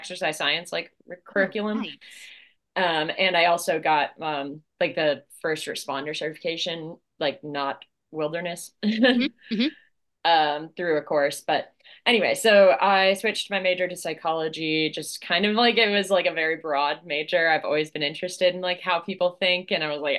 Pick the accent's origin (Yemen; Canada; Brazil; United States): United States; Delaware; I grew up in Delaware